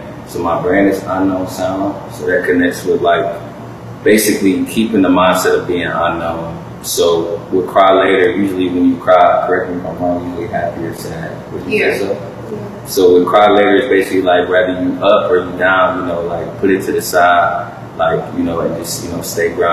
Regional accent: Cleveland, Ohio, United States; I'm a musician from Cleveland, Ohio

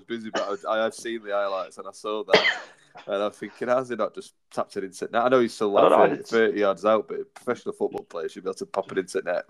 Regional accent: England, United Kingdom; even for me, even better being English

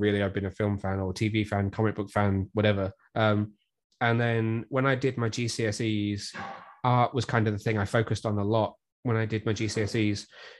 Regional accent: Shrewsbury, West Midlands, United Kingdom; moved away; also born or lived in Newport / Cardiff; I'm just over the border. I'm from Shrewsbury originally

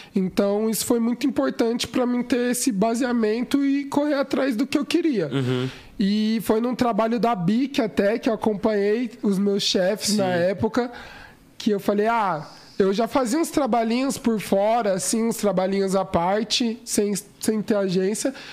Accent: São Paulo, Brazil; eu sou local de São Paulo, capital, uhum. ali Zona Sul, Brooklyn

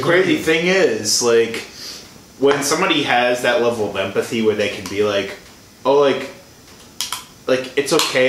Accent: Illinois, United States; moved away as an adult; I'm from Illinois.

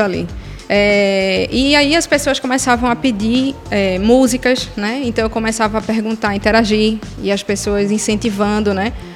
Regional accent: Pernambuco, Brazil; also born or lived in Ceará; eu cresci ouvindo muito nos anos 90 como uma boa pernambucana, muito forró

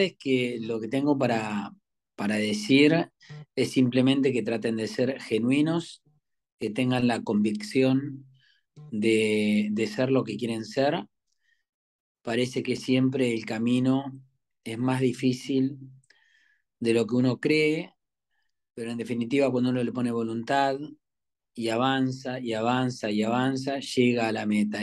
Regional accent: western Greater Buenos Aires, Buenos Aires Province, Argentina; moved away as an adult; now in Buenos Aires, Argentina; yo soy de, la zona oeste, aunque ahora ya hace muchos años que estoy acá en, que soy porteñito

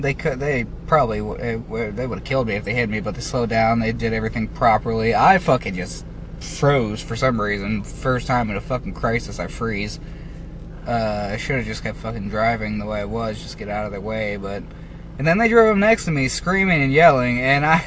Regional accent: United States; my right as an American

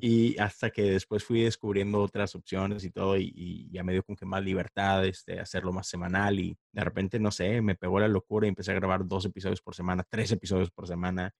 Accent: Monterrey, Nuevo León, Mexico; moved away as an adult; now in Houston, United States; soy regio, Monterrey, Nuevo León

